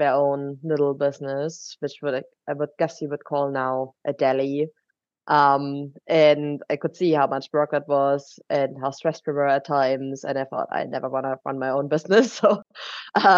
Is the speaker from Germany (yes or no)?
yes; Germany; accent: German; English is a second language; moved away as an adult; now in United Kingdom; we're both originally from Germany, which is where my accent is coming from